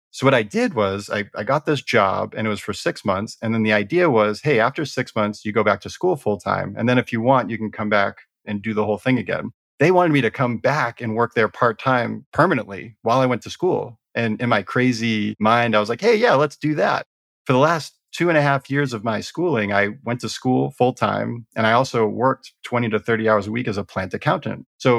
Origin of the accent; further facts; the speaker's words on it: Boston, Massachusetts, United States; You already covered, I'm from the Boston area.